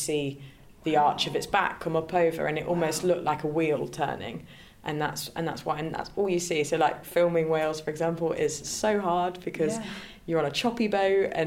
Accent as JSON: {"language": "English", "town": "Leicester", "region": "East Midlands", "country": "United Kingdom", "said": "I'm from Leicester"}